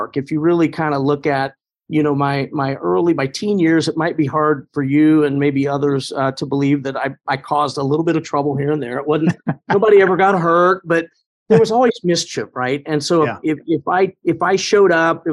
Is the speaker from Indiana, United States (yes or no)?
yes; Indianapolis, Indiana, United States; Pike Township on the northwest side of Indy doesn't seem all that far from anything else, but it really seemed like we were not quite rural